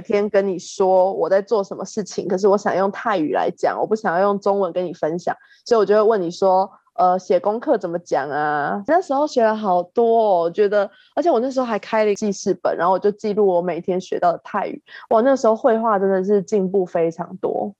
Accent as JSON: {"language": "Chinese", "country": "Taiwan", "said": "我来自台湾"}